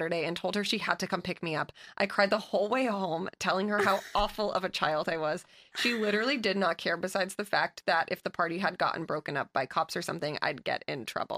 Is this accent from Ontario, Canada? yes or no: no; Alberta, Canada; I'm from Alberta, Canada, where the legal drinking age is 18. I grew up in a small town where parties were in random farmers' fields